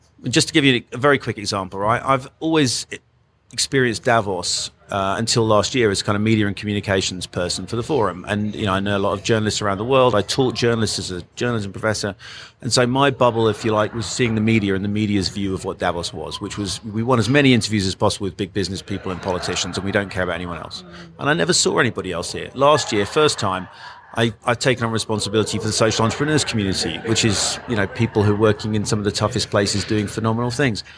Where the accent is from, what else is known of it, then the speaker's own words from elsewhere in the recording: Great Yarmouth, East of England, United Kingdom; now in France; the people I grew up with in Great Yarmouth